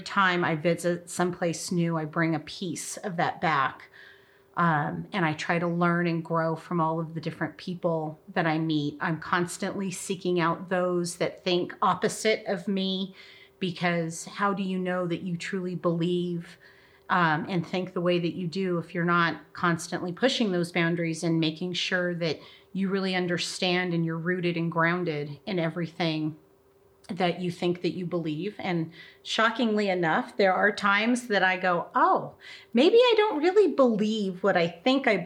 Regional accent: Castle Rock, Colorado, United States; moved away as an adult; now in Roswell, United States; I grew up in Colorado, the Front Range of Colorado, in what used to be a small town called Castle Rock

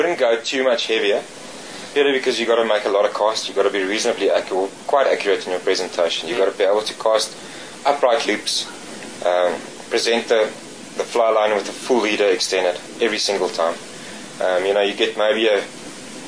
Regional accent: South Africa; also born or lived in Cape; growing up on the Vaal and really learning and on the small rivers in the Cape and the Vaal

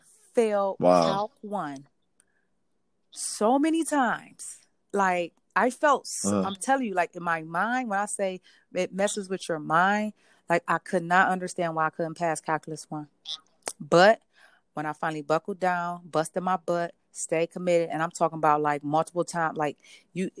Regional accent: Cleveland, Ohio, United States; I grew up in Cleveland

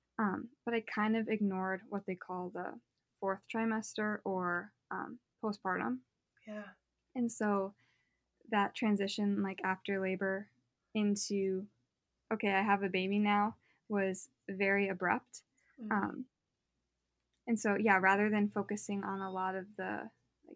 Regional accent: North Dakota, United States; I'm born and raised in North Dakota to a Catholic family.

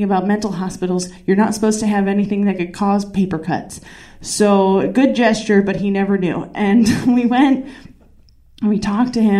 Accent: Massachusetts, United States; moved away as an adult; I'm from Massachusetts

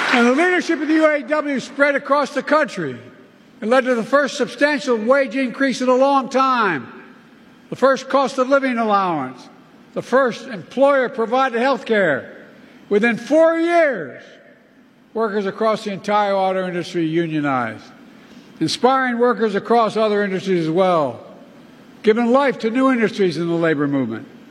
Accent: Delaware, United States; my home state of Delaware

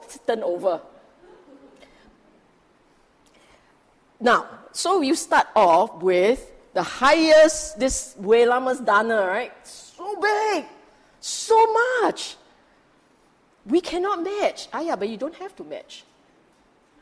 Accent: Singapore; we are Singaporean

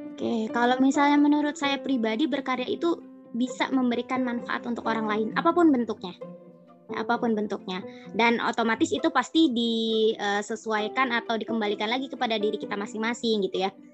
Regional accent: Banten, Indonesia; moved away as an adult; now in Yogyakarta, Indonesia; saya asli Banten

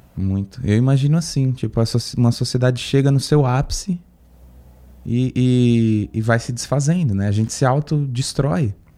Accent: Guarujá, São Paulo, Brazil; now in São Paulo, Brazil; Eu passei muito da minha infância no Guarujá

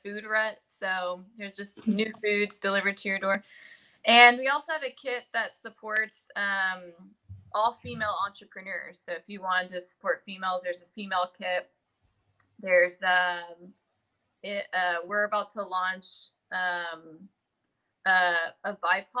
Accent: San Jose, California, United States; I was born in San Jose, California

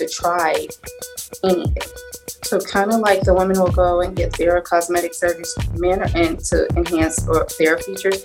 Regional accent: Alabama, United States; I'm from Alabama, so I'm, like, a Southern girl

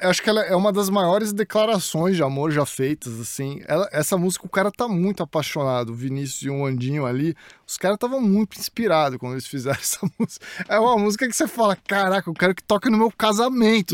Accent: Santos, São Paulo, Brazil; moved away as an adult; also born or lived in United States; eu cresci no Jaú, em Santos

